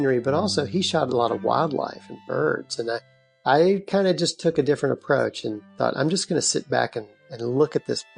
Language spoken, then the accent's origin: English; Lexington, Kentucky, United States; I grew up in Lexington